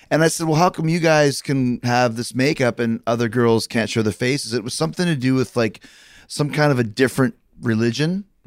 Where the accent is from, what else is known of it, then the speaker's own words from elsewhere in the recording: Winnipeg, Manitoba, Canada; moved away; also born or lived in Calgary; I grew up in Winnipeg, but I trained for wrestling in Calgary.